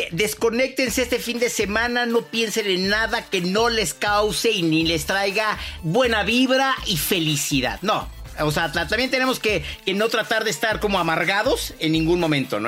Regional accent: Mexico; soy mexicano

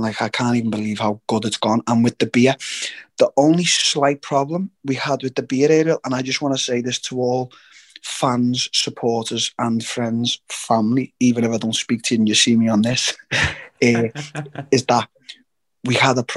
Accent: England, United Kingdom; as a Brit

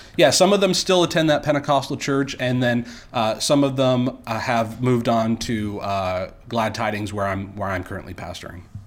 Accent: near Niagara Falls, Ontario, Canada; I grew up in Ontario, Canada here.

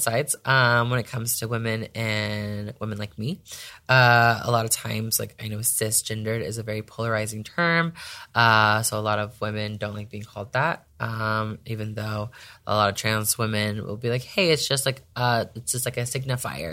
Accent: Las Vegas, Nevada, United States; I'm from Vegas

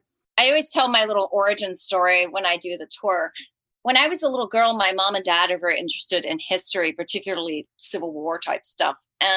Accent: Colleyville, Texas, United States; also born or lived in Fort Worth; I was born in Fort Worth. So my brother and I, we lived around the corner from Blue Bonnet Hills Cemetery in Colleyville, Texas, which looks absolutely nothing today like it did when I was a little girl.

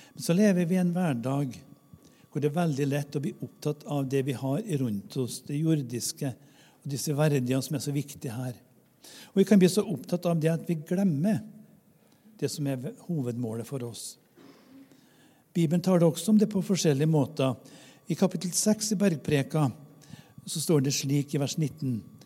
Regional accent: Namdalen, Trøndelag, Norway; moved away; Jeg har vokst opp i bygd i Namdalen uten kirke og kirkegård

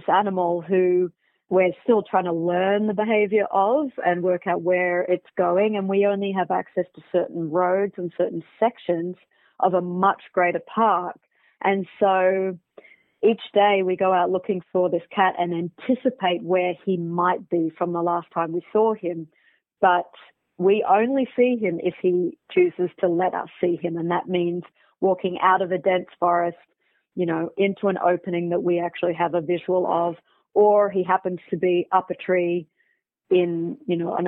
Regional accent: Australia; now in South Africa; I am originally from Australia, but based in Africa.

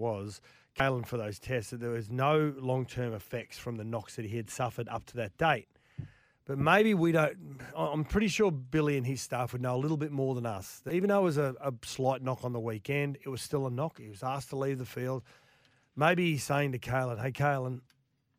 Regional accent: Queensland, Australia; As a Queenslander

